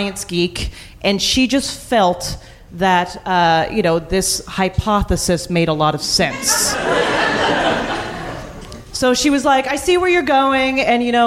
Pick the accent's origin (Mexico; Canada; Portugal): Canada; Calgary, Alberta; I grew up in Calgary, and Banff is sort of the ski resort town nearby